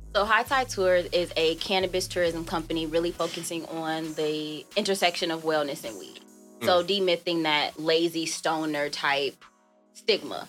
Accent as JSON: {"language": "English", "town": "South Holland", "region": "Illinois", "country": "United States", "said": "From South Suburbs, Chicago, from right. South Holland"}